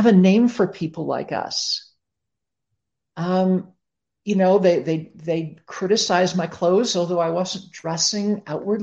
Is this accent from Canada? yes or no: yes; Toronto, Ontario, Canada; I grew up in Toronto, Canada